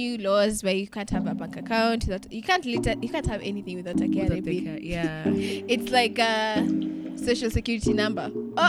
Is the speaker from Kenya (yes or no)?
yes; Kenya; I'm Kenyan.